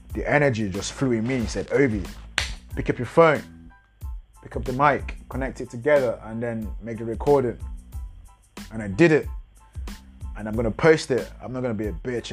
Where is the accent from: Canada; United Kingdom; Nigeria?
Nigeria; I'm a Nigerian. I live in Lagos right now, Lagos, Nigeria